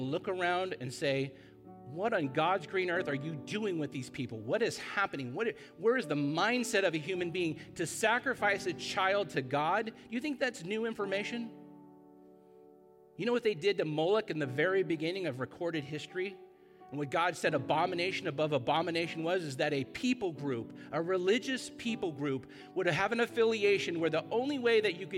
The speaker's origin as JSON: {"language": "English", "town": "Costa Mesa", "region": "California", "country": "United States", "tie": "born or raised there", "said": "I love Costa Mesa. I was born in Hogue Hospital"}